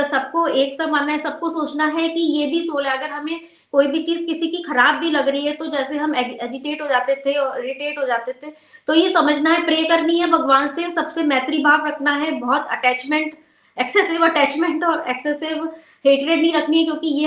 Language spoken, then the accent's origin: Hindi; India; born there; क्योंकि फ्रेंड्स हम सभी लोग हम ब्लेस्ड है भारत में पैदा हुए हैं और पूजा तो हम लोग सभी बचपन से ही करते आ रहे हैं